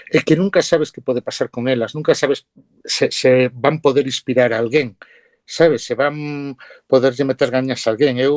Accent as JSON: {"language": "Galician", "town": "Ourense", "region": "Galicia", "country": "Spain", "tie": "born or raised there", "said": "Ourense é a miña cidade, a miña cidade natal, eu levo e visto a miña ourensanía polo mundo adiante"}